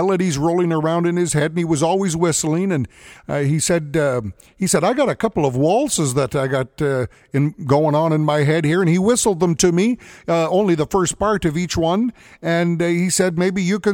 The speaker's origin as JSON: {"language": "English", "town": "Edmonton", "region": "Alberta", "country": "Canada", "tie": "born or raised there", "said": "I grew up in Edmonton. This is where I learned how to play the fiddle from my dad"}